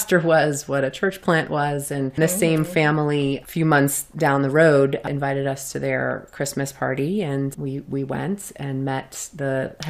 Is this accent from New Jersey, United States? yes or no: yes; New Jersey, United States; we're from New Jersey